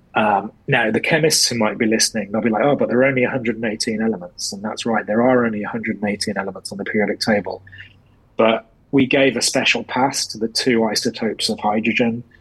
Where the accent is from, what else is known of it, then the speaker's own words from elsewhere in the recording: England, United Kingdom; being English and being a football supporter